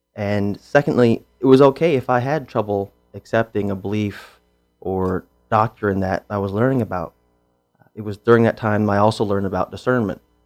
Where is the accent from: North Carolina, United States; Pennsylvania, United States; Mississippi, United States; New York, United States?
Pennsylvania, United States; now in Chico, United States; I'm from Pennsylvania, and the part of Pennsylvania I'm from, you're either Lutheran or Catholic. I was Lutheran